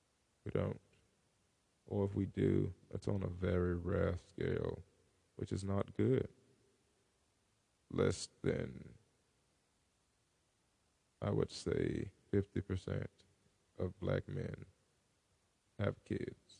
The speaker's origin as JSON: {"language": "English", "country": "United States", "tie": "born or raised there", "said": "I am an Afro American since I was born in America"}